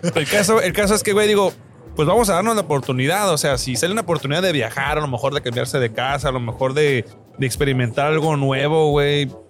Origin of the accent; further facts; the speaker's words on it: Tijuana, Baja California, Mexico; Yo soy de Tijuana, aquí nací y aquí me pienso morir